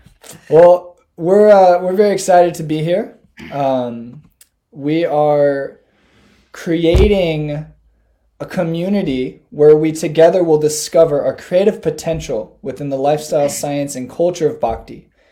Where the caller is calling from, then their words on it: Ypsilanti, Michigan, United States; I'm from a few places now.